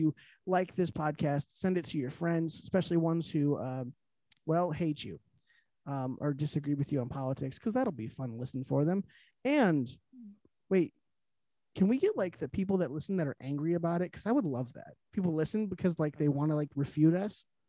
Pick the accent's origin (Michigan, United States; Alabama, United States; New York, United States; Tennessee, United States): Michigan, United States; Detroit; We're from the Detroit area